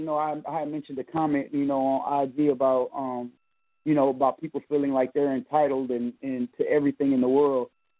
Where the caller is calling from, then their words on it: Texas, United States; I'm calling from Texas.